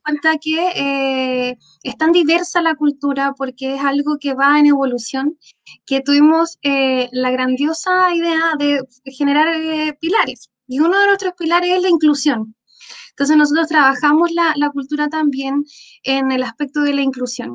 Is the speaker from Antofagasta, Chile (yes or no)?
no; Valparaíso, Chile; now in Puerto Aysén, Chile; yo originalmente soy de Valparaíso, eh, una, una ciudad que tiene cultura por todos sus rincones